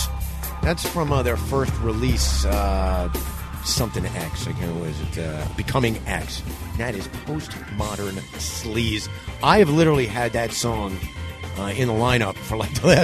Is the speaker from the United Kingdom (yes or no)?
no; New York, United States; We're both from New York.